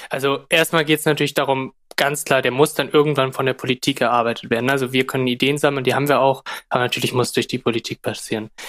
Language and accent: German; Zetel, Lower Saxony, Germany; moved away; Ich bin mit Corona wieder so ein bisschen zurück nach Friesland gezogen, bin halt hier aufgewachsen in Zetel